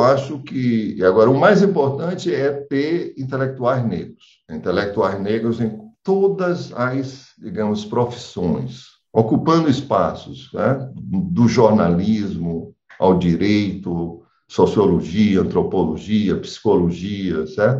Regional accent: Brazil; como nós somos brasileiros

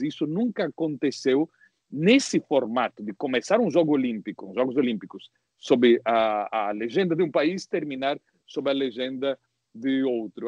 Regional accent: Londrina, Paraná, Brazil; eu, me criei em Londrina

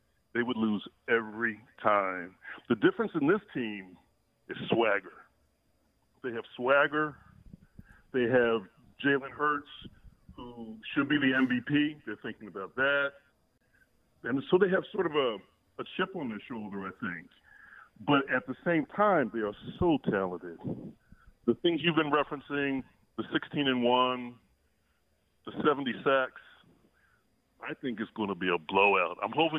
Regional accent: Philadelphia, Pennsylvania, United States; now in Northern California, United States; just wanted to give my contribution from out here in Northern California. I am a transplant. I'm born and raised in Philadelphia.

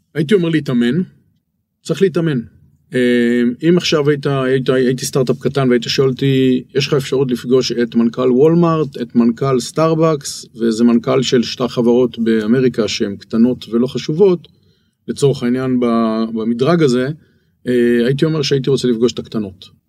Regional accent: Israel; now in Bangkok, Thailand

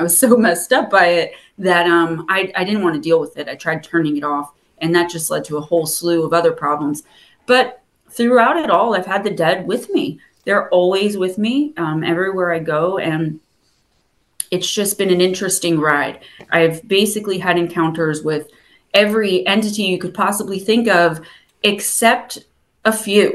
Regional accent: New Jersey, United States; accent: Jersey; I love my Jersey accent

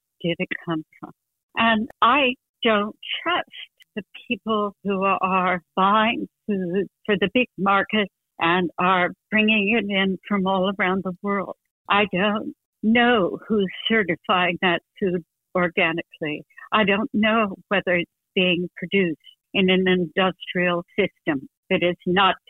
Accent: New Jersey, United States; moved away; I grew up in New Jersey in the 50s

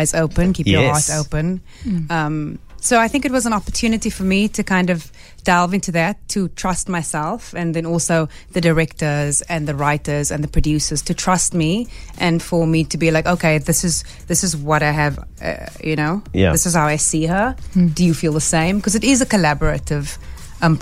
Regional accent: Cape Town, Western Cape, South Africa; I'm from Balhaan

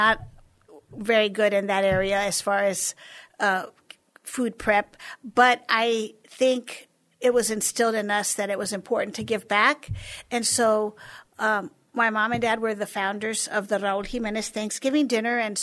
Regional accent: San Antonio, Texas, United States; I was born and raised here in San Antonio, and I've been here ever since

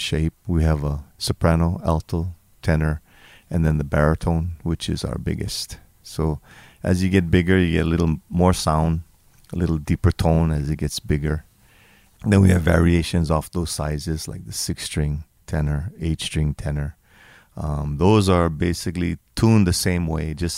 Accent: Hawaii, United States; some basic Hawaiian songs that I enjoy, like maybe one from my hometown

